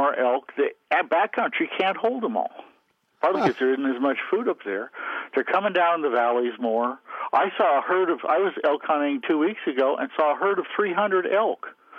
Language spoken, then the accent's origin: English; Montana, United States; obviously I grew up in the West in Montana